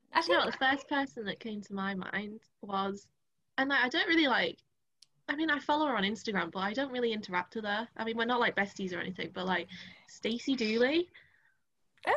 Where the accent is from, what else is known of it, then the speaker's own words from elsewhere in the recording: Driffield, Yorkshire and the Humber, United Kingdom; moved away as an adult; I know that I am Drift because like how long I lived there